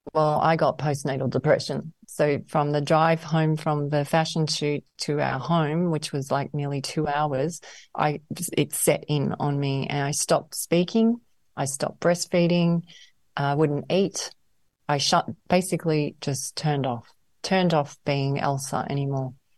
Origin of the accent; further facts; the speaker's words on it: Melbourne, Victoria, Australia; I grew up in Melbourne and I went to a private school in the country there.